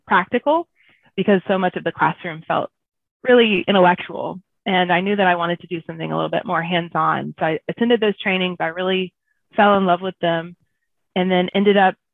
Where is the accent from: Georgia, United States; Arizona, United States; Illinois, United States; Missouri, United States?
Georgia, United States; Southeast; I grew up in Southeast Georgia in a small town